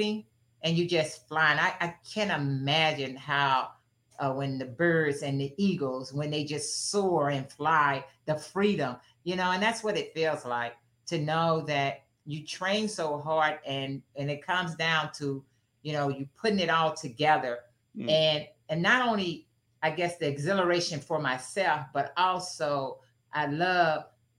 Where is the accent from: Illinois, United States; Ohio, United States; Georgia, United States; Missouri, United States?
Illinois, United States; East St. Louis; my hometown of East St. Louis